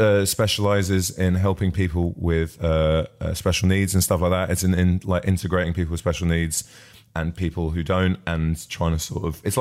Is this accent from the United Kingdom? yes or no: yes; Barnet, London, United Kingdom; I grew up in Barnet